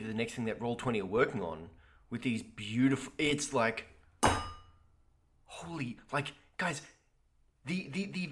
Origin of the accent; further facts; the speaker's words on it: Australia; Having played rugby over there as an Australian in high school